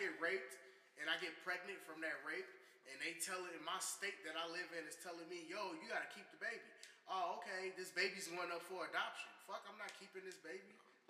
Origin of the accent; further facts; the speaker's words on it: Champaign, Illinois, United States; now in Urbana, United States; I'm from Champaign.